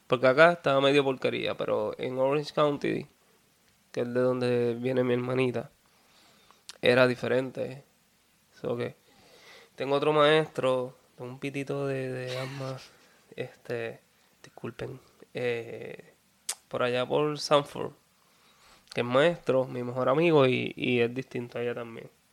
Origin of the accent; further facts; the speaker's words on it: Peñuelas, Puerto Rico; also born or lived in Ponce; soy de Peñuelas, para seguir, soy de Peñuelas. Y sí, del sur de Puerto Rico